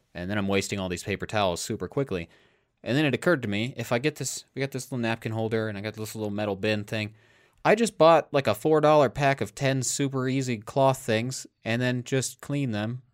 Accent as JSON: {"language": "English", "region": "Iowa", "country": "United States", "tie": "born or raised there", "said": "We grew up in Iowa"}